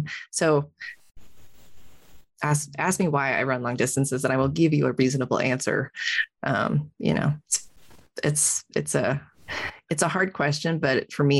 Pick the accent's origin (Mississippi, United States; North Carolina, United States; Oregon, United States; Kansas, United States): Oregon, United States; Salem; also born or lived in Montana; now in Bend, United States; I grew up in Salem. I made a quick stop in Montana for college and then I came back to Bend. So Salem is in the Willamette Valley, which is lush and green and all things rain.